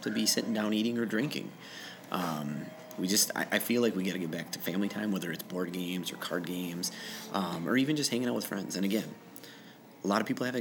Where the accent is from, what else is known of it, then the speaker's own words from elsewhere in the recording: Faribault, Minnesota, United States; moved away as an adult; now in Rochester, United States; I'm from Faribault, Minnesota originally